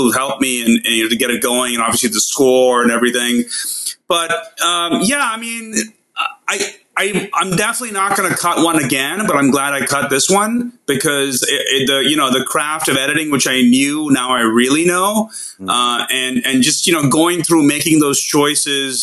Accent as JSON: {"language": "English", "country": "India", "moved": "yes", "lives_now": "Los Angeles, United States", "said": "I'm from India"}